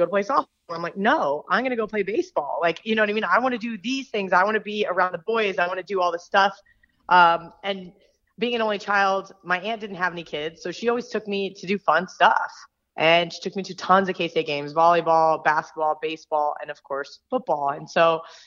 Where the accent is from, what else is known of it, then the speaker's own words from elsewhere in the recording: Manhattan, Kansas, United States; I was born in Kansas, but I grew up in Manhattan, Kansas, which is where Kansas State University is